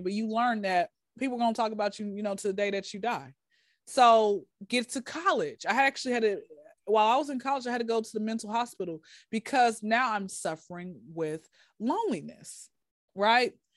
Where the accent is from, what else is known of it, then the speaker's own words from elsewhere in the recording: Atlanta, Georgia, United States; born and raised in Atlanta